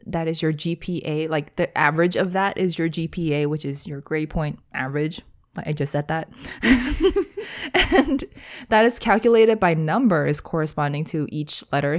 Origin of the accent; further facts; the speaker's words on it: United States; I am from the United States